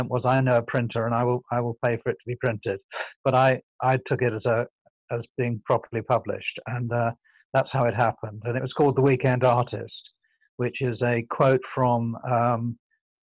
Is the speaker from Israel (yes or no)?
no; London, United Kingdom; I was plucked from the East End by a benefactor who was my godfather